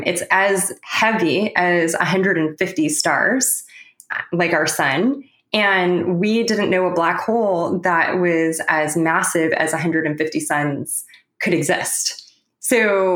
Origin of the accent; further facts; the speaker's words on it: Los Angeles, California, United States; moved away as an adult; also born or lived in Waterloo, Ontario, Canada; I'm originally from Los Angeles